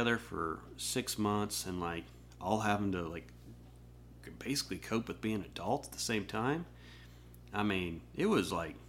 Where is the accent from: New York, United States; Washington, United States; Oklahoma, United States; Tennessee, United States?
Oklahoma, United States; Norman; moved away as an adult; also born or lived in Linköping, Sweden / England; now in Nashville, United States; I grew up in Norman, went